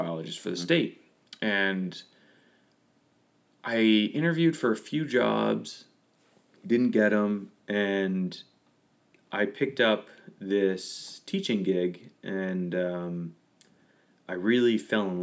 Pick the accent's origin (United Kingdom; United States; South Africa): United States; Lewiston, Maine; I was born and raised here in Maine, grew up in Lewiston.